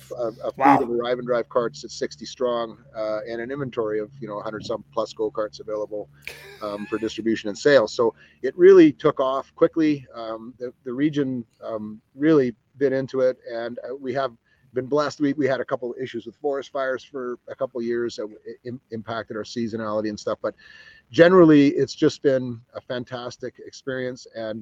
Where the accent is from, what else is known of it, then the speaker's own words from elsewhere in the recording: Pacific Northwest, United States; I grew up also racing in the Pacific Northwest and running a team